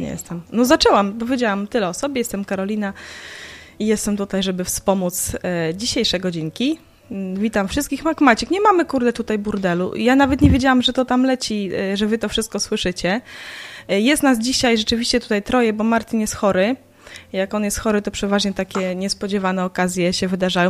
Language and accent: Polish; Białystok, Podlaskie Voivodeship, Poland; now in Lublin, Poland; z Białegostoku, mojego rodzinnego miasta